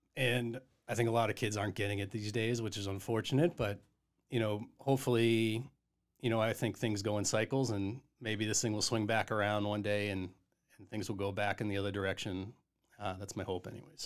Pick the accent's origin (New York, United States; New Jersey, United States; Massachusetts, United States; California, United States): Massachusetts, United States; Duxbury; also born or lived in Miamiville, Ohio; I actually grew up in Duxbury, Massachusetts